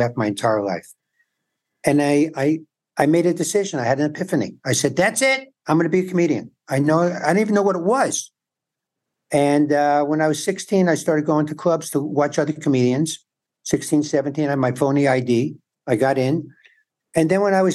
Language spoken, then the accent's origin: English; New York City, New York, United States; moved away as an adult; also born or lived in San Antonio, Texas; now in Los Angeles, United States; In New York, I grew up in the Bronx and Forest Hills, Manhattan.